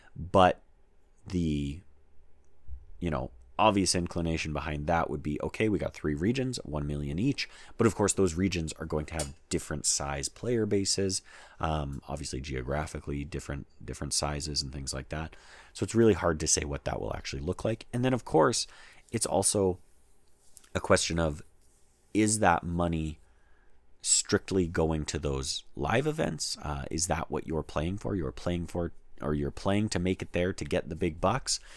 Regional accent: Canada; I'm Canadian and I live in Canada

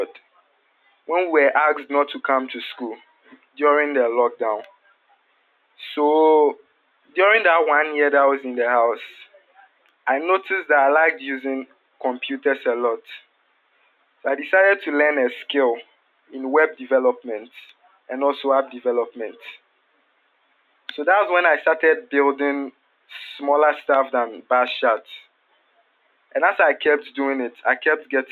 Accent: Elmina, Central Region, Ghana; I hail from Elmina in the central region of Ghana.

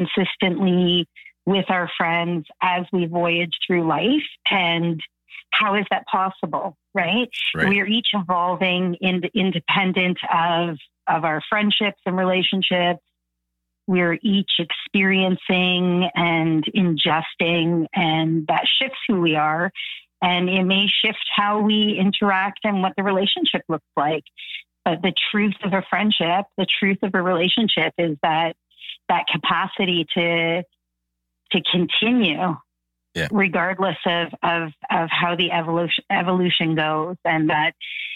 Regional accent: Toronto, Ontario, Canada; also born or lived in Thunder Bay; the majority of my childhood was here in Toronto, mm-hmm. Different parts of Toronto. We moved around a lot

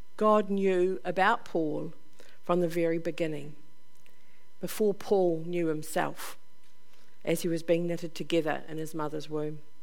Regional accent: Upper Hutt, Wellington, New Zealand; I'm from Upper Hutt

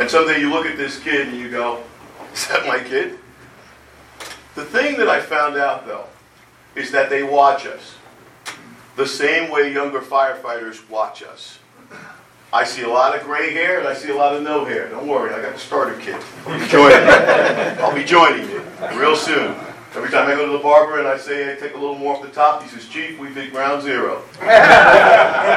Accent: Jersey City, New Jersey, United States; I grew up in Jersey City, 1964.

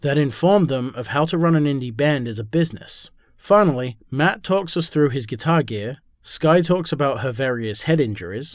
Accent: England, United Kingdom; moved away; I'm from England originally

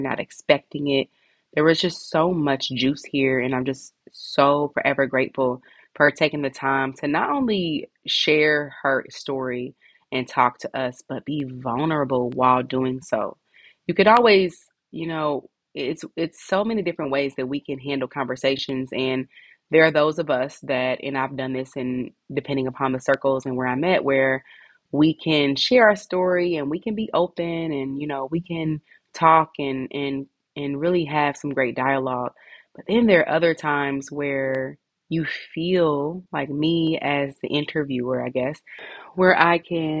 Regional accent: Indianapolis, Indiana, United States; right here in my hometown, Indianapolis

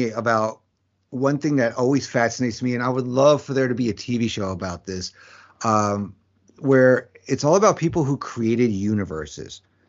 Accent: New York, United States; For me, growing up in New York, it was on Channel 11, which is PIX, which is a CW channel now, at 4 o'clock.

